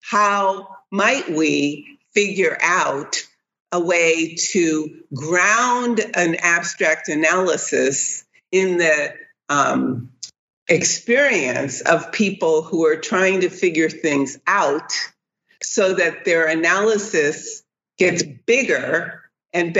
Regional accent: New Haven, Connecticut, United States; coming from my hometown, New Haven

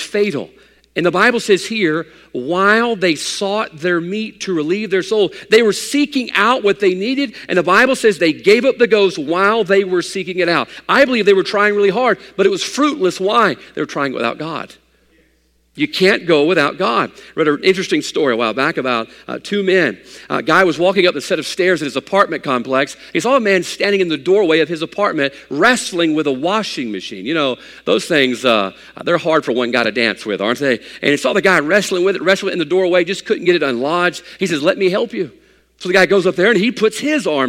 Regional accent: United States; I'm an American

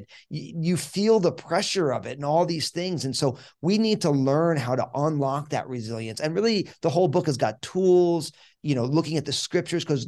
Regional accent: New Jersey, United States; I'm born and raised in New Jersey

